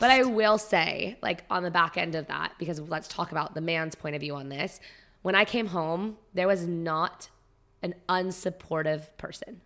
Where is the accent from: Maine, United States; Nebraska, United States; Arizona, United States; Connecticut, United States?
Arizona, United States; Prescott; growing up in Prescott was very different